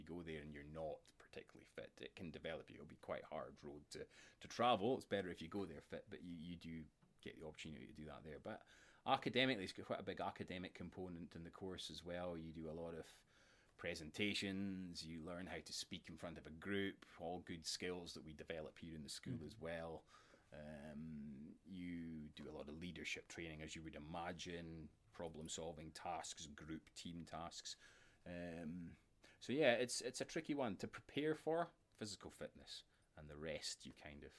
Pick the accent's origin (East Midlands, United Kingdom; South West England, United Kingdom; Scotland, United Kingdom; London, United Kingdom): Scotland, United Kingdom; Dingwall; also born or lived in Aberdeen; originally I'm from Dingwall. I was born and brought up in Dingwall. I went to Dingwall Academy